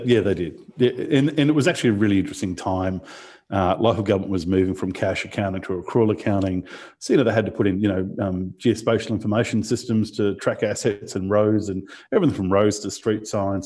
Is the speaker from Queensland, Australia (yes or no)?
yes; Rockhampton, Queensland, Australia; being in Rockhampton, there weren't, there weren't many computer jobs apart from at the computer store